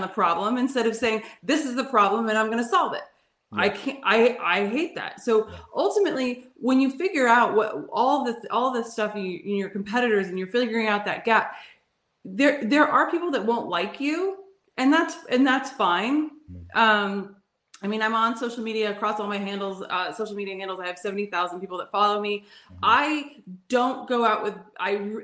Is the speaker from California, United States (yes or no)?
yes; California, United States; moved away; also born or lived in New York City; I'm from California, but I lived in New York City